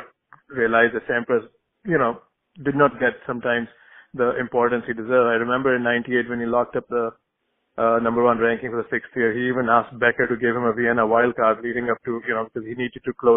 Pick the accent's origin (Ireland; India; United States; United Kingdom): India; moved away; I grew up in India